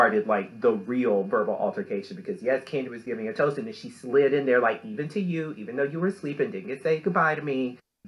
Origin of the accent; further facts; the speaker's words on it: Deep South, United States; I grew up in the Deep South, you know, country club, golfing, horseback riding, all that kind of stuff